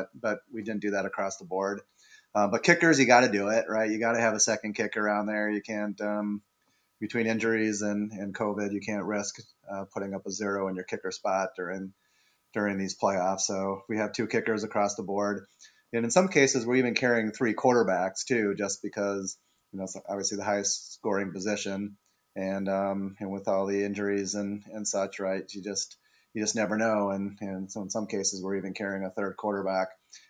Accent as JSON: {"language": "English", "region": "Wisconsin", "country": "United States", "said": "I will say I'm from Wisconsin, as you know, as you are too, so a little bit biased on Jonathan Taylor"}